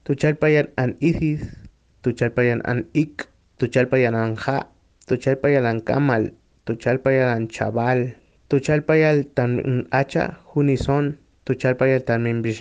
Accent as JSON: {"language": "Spanish", "town": "Naranjos", "region": "Veracruz", "country": "Mexico", "said": "yo vengo de Zaragoza, Naranjos, Veracruz."}